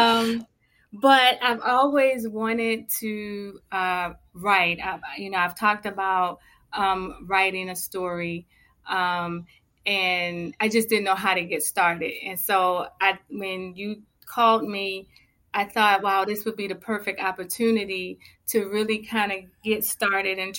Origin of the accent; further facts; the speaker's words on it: Baltimore, Maryland, United States; also born or lived in Charlotte area; now in Charlotte, United States; I'm originally from Baltimore, Maryland. I'm currently residing in the Charlotte area